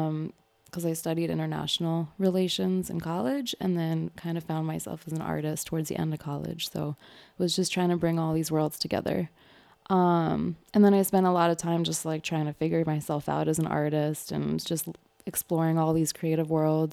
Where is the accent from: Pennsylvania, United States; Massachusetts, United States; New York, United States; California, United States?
New York, United States; Manhattan; I'm from Manhattan. Okay. I'm from Kips Bay. Gibbs Bay represent. It's like Midtown East Side little area.